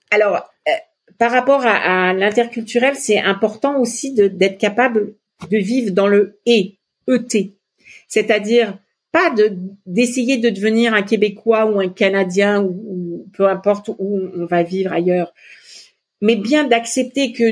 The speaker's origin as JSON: {"language": "French", "country": "Lebanon", "said": "moi, je viens du Liban et euh, la feuille de vigne, c'est euh, fourré au riz, c'est hyper important pour moi."}